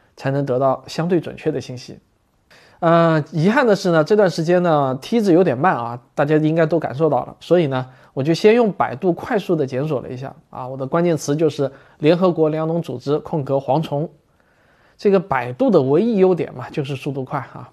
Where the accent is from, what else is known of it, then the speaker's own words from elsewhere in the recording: China; 我们中国人